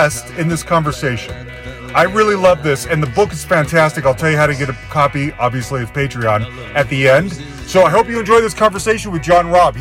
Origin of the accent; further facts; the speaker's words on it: Salt Lake City, Utah, United States; now in Denver, United States; I'm originally from Salt Lake City